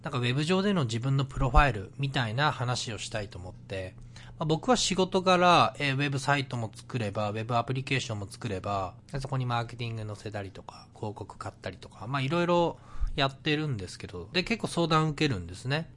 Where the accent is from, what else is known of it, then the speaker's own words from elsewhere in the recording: Miyagi, Japan; now in Vancouver, Canada; 僕は今、えっと、地元の宮城県離れて、もうバンクーバー住んでます